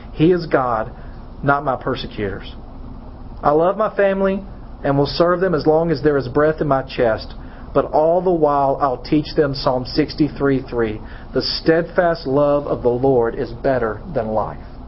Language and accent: English; United States; as American